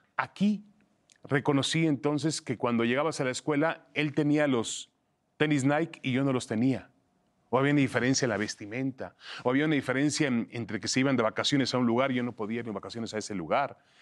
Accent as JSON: {"language": "Spanish", "country": "Mexico", "tie": "born or raised there", "also_born_or_lived": "Negev, Israel", "said": "yo nací en Israel, hablaba español en mi casa con mi mamá, mi mamá nunca habló el hebreo, mi papá hablaba español y en la calle hablaba hebreo con mis amigos. Y vengo a México a los 7, 8 años de edad."}